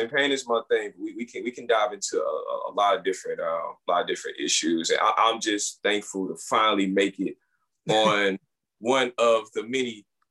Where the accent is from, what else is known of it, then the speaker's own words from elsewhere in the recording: Florissant, Missouri, United States; also born or lived in St. Louis; I grew up in Florissant. Florissant via from, you know, North City. I guess we would call it the Dub.